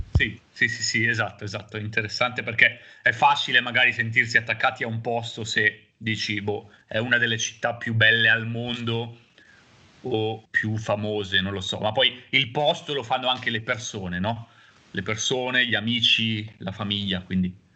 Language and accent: Italian; Busto Arsizio, Lombardy, Italy; now in Genoa, Italy; siamo entrambi nati e cresciuti a Busto Arsizio